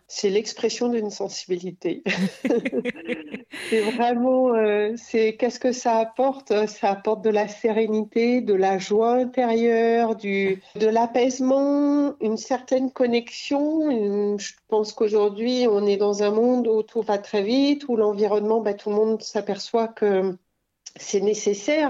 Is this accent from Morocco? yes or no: no; Cantal, Auvergne-Rhône-Alpes, France; moved away; also born or lived in Lozère / Paris / Montagne Noire; j'ai passé mon enfance dans le Cantal